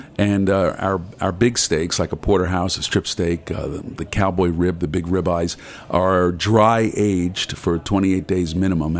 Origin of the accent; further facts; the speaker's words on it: New York City, New York, United States; I grew up in Brooklyn